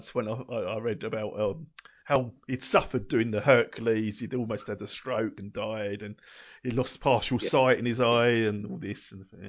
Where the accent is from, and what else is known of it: England, United Kingdom